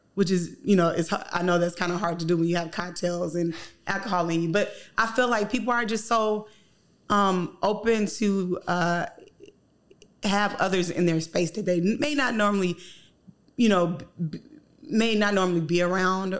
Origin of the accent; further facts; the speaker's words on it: the South, United States; moved away; I'm from the South